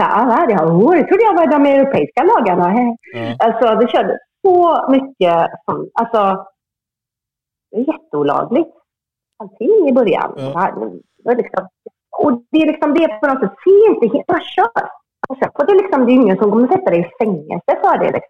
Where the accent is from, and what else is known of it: Sweden; moved away as an adult; now in Hossegor, France